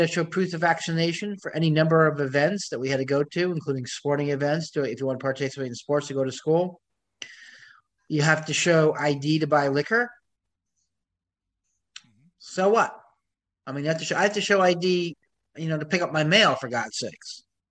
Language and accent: English; Melrose, Massachusetts, United States; In my hometown of Melrose, they put the mask requirement back on for all public buildings, not just governmental buildings.